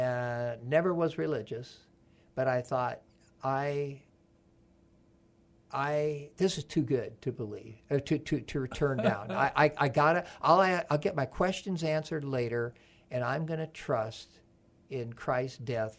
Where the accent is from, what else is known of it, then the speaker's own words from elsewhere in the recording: Sioux Falls, South Dakota, United States; moved away; I grew up in South Dakota